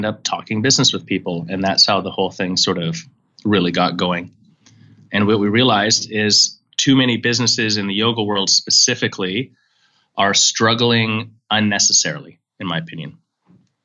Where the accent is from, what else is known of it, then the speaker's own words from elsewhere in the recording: Canada; moved away; also born or lived in San Francisco; I'm from Canada originally